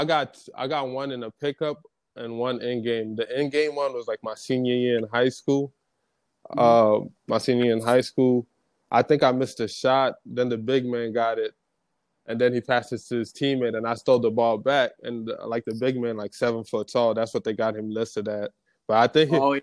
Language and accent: English; Minnesota, United States; also born or lived in Nairobi, Kenya; now in Oneonta, United States; Then when I was like 6 years old, my father ended up passing away, and my mom got a scholarship to come to the University of Minnesota.